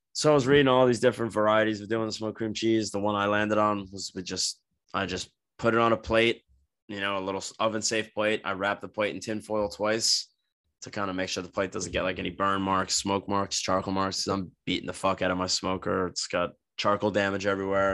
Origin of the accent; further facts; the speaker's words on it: New Jersey, United States; now in Florida, United States; we grew up with in New Jersey